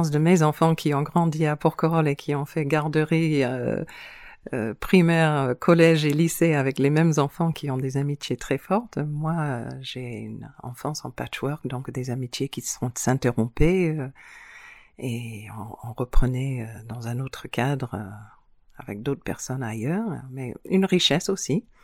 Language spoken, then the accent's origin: French; New Zealand; born there; Moi, je suis née en Nouvelle-Zélande, mais de parents euh, baroudeurs. J'ai passé mon enfance euh, dans beaucoup de différents pays, mais étonnamment, toujours des îles.